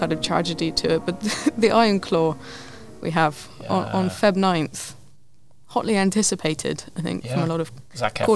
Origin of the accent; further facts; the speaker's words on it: United Kingdom; we're British